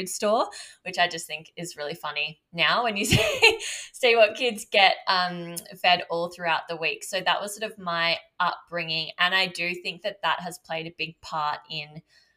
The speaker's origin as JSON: {"language": "English", "area": "Byron Shire", "region": "New South Wales", "country": "Australia", "tie": "born or raised there", "said": "I grew up in Byron Shire"}